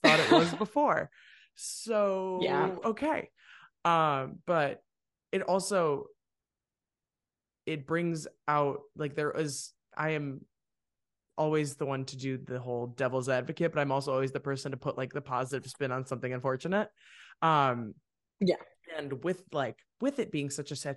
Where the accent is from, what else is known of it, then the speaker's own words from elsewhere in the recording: Wheaton, United States; now in Nashville, United States; I was living in the world of Wheaton